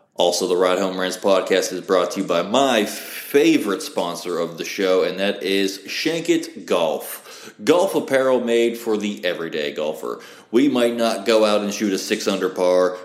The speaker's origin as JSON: {"language": "English", "region": "West Virginia", "country": "United States", "moved": "yes", "said": "I'm originally from West Virginia, so I am a Mountaineer fan."}